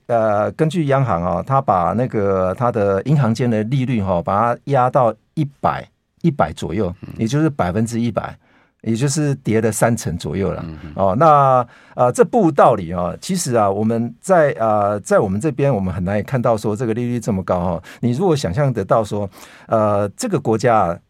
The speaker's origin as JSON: {"language": "Chinese", "country": "Taiwan", "said": "对我们台湾人而言"}